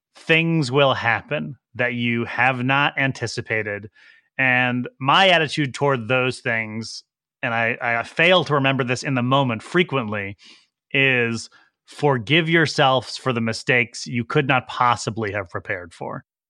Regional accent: Woodbridge, Connecticut, United States; also born or lived in New Haven, Connecticut; I was born in New Haven, Connecticut, um, and lived in a suburb, uh, of New Haven called Woodbridge my entire pre-adult life.

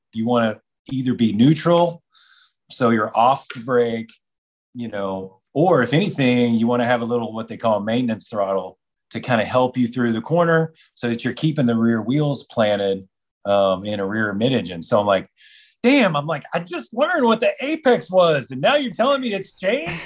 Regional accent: Texas, United States; That was my home state in Texas

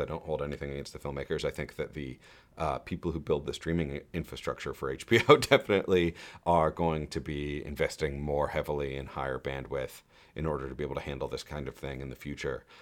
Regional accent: New York, United States; as a New Yorker

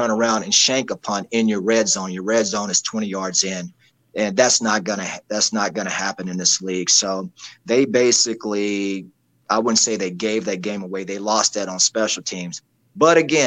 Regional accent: Garland, Texas, United States; I'm in Garland, Texas. That's my hometown. I have the fortune to live where I grew up.

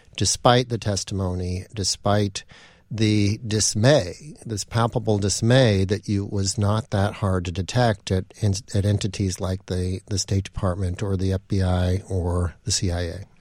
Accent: California, United States; moved away as an adult; now in Washington, United States; I grew up in California

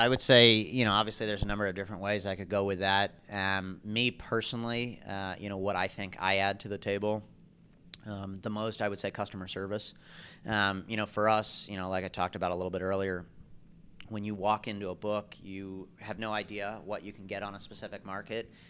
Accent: East Coast, United States; I grew up on the East Coast

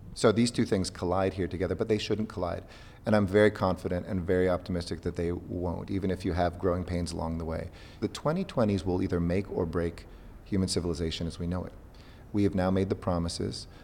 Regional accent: Los Angeles, California, United States; I'm from Los Angeles

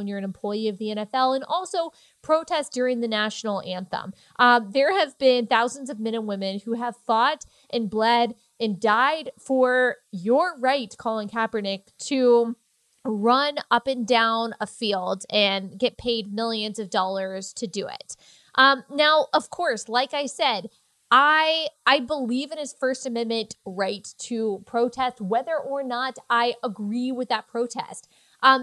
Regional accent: Texas, United States; I'm from Texas

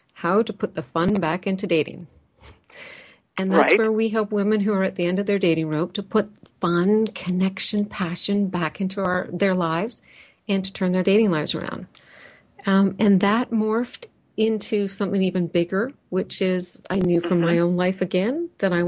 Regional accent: Canada; we're Canadian

